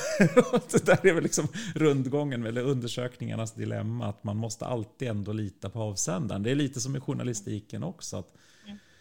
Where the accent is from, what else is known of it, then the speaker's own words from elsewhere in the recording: Sweden; vi som svenskar